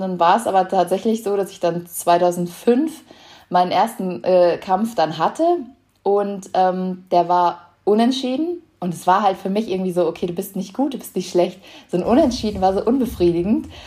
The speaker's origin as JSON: {"language": "German", "town": "Lemgo", "region": "North Rhine-Westphalia", "country": "Germany", "tie": "born or raised there", "said": "bei uns in Lemgo in Nordrhein-Westfalen, wo ich äh, aufgewachsen bin"}